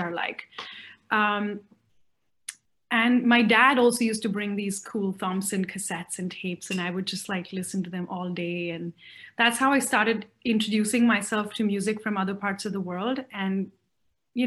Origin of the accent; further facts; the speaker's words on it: Mumbai, Maharashtra, India; also born or lived in Chennai, India / Pondicherry, India; I was born in Chennai. I'm Tamilian, born in Chennai. And I think the first 3-4 years of my life, we lived in Pondicherry and then moved to Bombay.